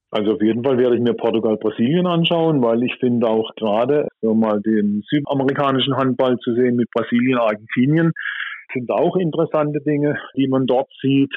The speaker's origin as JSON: {"language": "German", "country": "Germany", "said": "bei uns in Deutschland"}